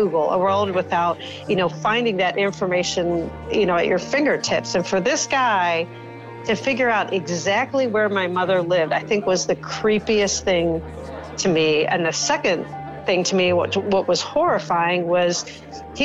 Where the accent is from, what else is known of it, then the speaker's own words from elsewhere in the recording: Poland, Ohio, United States; I grew up in Pullen, Ohio, which is a very small town outside of Youngstown, Ohio, close to the PA border